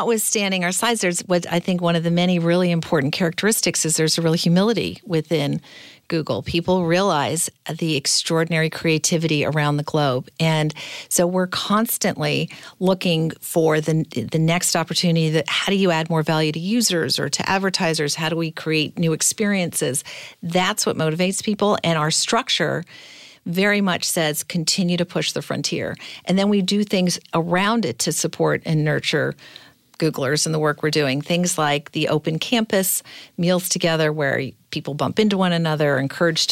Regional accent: Manchester, North West England, United Kingdom; moved away; I was recently actually back in my hometown in Manchester

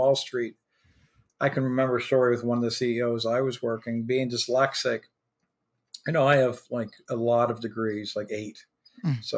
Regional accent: Prince Edward Island, Canada; moved away; also born or lived in Halifax, Nova Scotia / Wolfville, Nova Scotia; I was born in Halifax, spent a few years there. I was adopted, then moved to Prince Edward Island and spent most of my childhood at Prince Edward Island

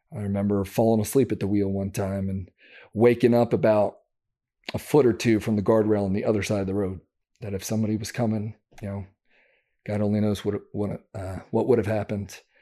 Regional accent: Downingtown, Pennsylvania, United States; I grew up just outside of Philadelphia, Pennsylvania, called Downingtown, Pennsylvania.

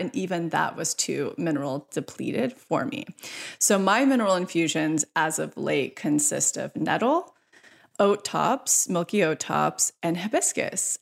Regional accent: near Yosemite, California, United States; moved away as an adult; now in Los Angeles, United States; the house I created up in Yosemite, close to my hometown

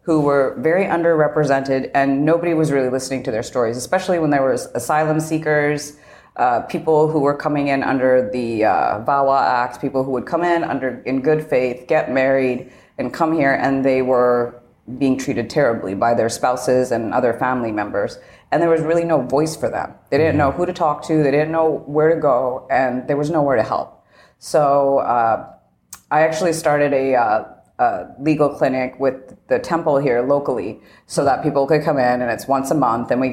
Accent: Canada; moved away as an adult; now in United States; I am originally Canadian, but I had my own immigration process when I was coming here.

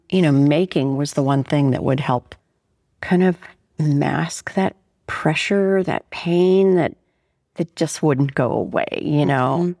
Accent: Pittsburgh, Pennsylvania, United States; moved away; I was born in Pittsburgh, Pennsylvania

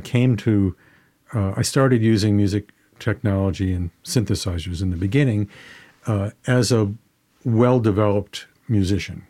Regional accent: Detroit, Michigan, United States; moved away; I grew up in Detroit and, uh, around great Motown artists.

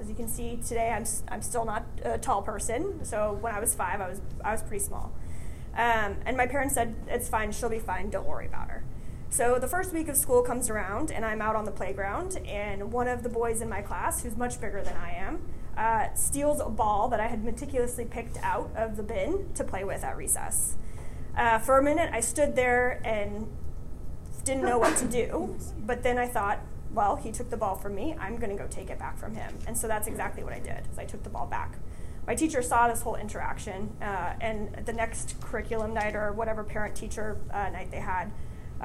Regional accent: Washington, United States; I grew up here in Washington

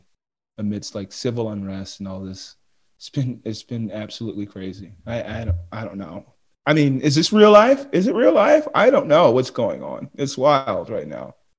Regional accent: United States; being an American

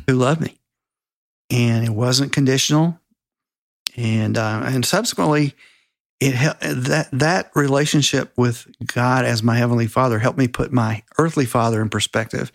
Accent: Spartanburg, South Carolina, United States; I grew up in Spartanburg, South Carolina

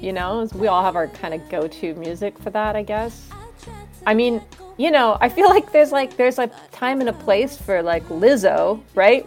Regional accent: Vancouver, British Columbia, Canada; moved away as an adult; now in Cambridge, United States; I live in Cambridge, Massachusetts, uh, but I'm from Vancouver, Canada.

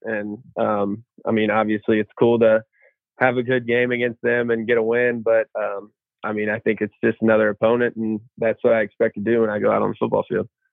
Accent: Evansville, Indiana, United States; moved away as an adult; I'm from Evansville, Indiana. I played at uh, Memorial High School, little 3A school, um, Southern Indiana

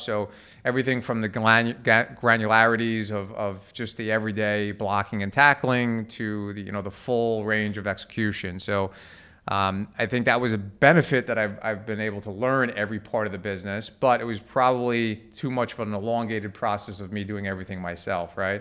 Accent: Levittown, New York, United States; I grew up in Levittown, uh, in Long Island

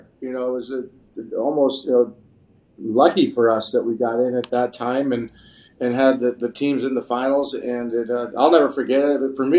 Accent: Chicago, Illinois, United States; born or raised there

